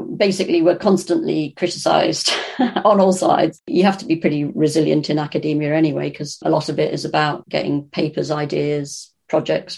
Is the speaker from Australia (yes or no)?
no; Birkenhead, North West England, United Kingdom; I grew up in Birkenhead in the Wirral